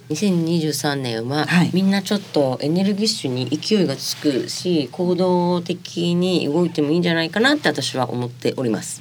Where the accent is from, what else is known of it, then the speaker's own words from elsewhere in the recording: Toba, Mie, Japan; 私、三重県の鳥羽市で生まれたんですけど